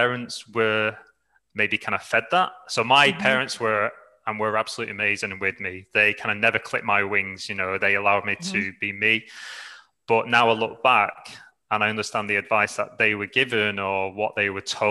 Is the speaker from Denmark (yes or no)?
no; Manchester, North West England, United Kingdom; moved away as an adult; also born or lived in Dublin, Ireland / New Zealand; now in Australia; I'm from England, from the UK, from the north, a place called Manchester. I lived there almost throughout my entire life